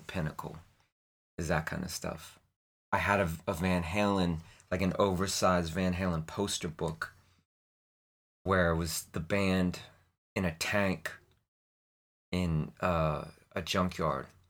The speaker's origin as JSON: {"language": "English", "town": "Portland", "region": "Maine", "country": "United States", "tie": "born or raised there", "said": "I was born in Portland, Maine in nineteen seventy-seven"}